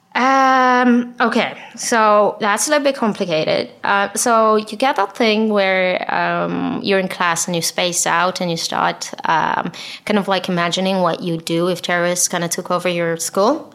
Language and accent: English; Israel; English is a second language; I'm from Israel